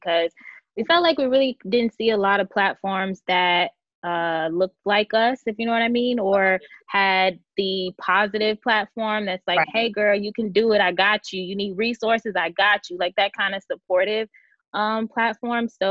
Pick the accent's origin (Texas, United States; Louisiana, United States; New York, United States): Texas, United States; Dallas; also born or lived in San Antonio, Texas; I have been living in Dallas, Texas, most of my life